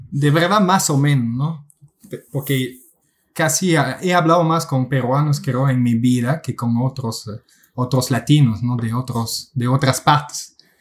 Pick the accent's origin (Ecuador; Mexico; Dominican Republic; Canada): Canada; Quebec; first language French; Spanish is a second language; Soy un canadiense de la parte francesa de Quebec, así que mi, mi primer idioma es el francés